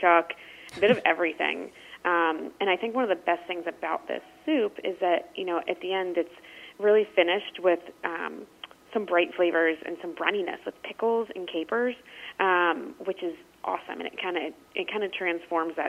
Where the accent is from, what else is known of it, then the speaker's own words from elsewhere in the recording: Maryland, United States; I'm from Maryland, and we, you know, obviously are known for our crabs